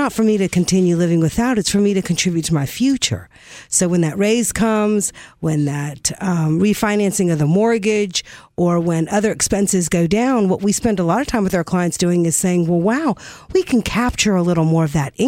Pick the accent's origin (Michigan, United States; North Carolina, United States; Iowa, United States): North Carolina, United States; I grew up in North Carolina.